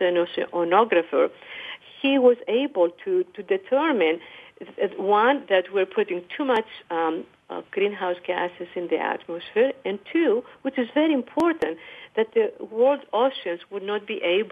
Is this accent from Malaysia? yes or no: no; Greece; now in United States; I come from Greece